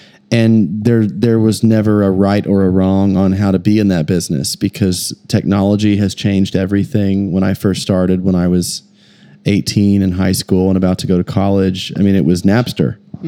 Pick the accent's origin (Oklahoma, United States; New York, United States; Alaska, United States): Oklahoma, United States; Oklahoma City; we're in my hometown, our hometown, Oklahoma City, because so much of it I think has been, just that I've chosen to come home in 2007, which is when I moved back.